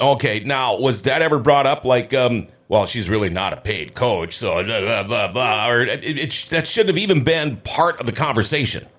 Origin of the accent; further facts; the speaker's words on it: Thief River Falls, Minnesota, United States; I'm from Thief River Falls